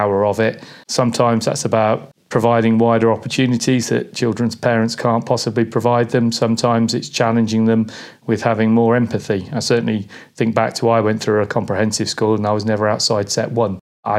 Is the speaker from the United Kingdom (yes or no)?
yes; Peterborough, East of England, United Kingdom; heading back into Peterborough, which is where I went to school